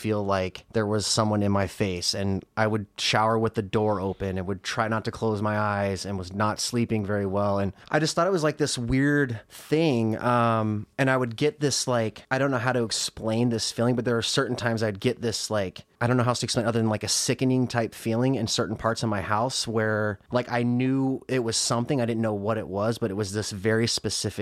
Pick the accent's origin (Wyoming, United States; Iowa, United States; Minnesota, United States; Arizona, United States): Wyoming, United States; Casper; moved away as an adult; now in Chicago, United States; I'm originally from Casper, Wyoming